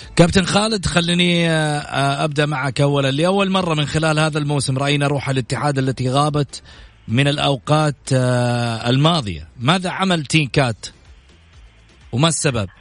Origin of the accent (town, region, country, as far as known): Saudi Arabia